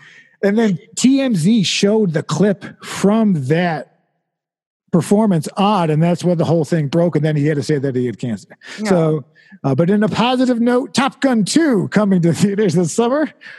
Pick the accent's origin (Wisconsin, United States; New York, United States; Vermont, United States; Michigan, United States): Vermont, United States; I like walk in for directions because I'm from Vermont, you know